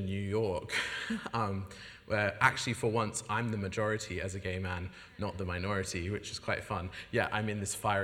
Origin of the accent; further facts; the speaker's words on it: Sydney, New South Wales, Australia; moved away as an adult; now in United Kingdom; I come from Sydney, Australia